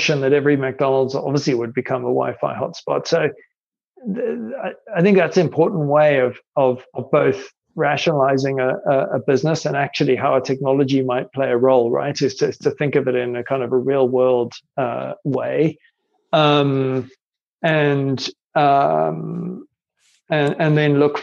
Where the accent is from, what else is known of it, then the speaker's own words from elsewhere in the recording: South Africa; also born or lived in Ireland; I'm Irish actually by birth, but I grew up in South Africa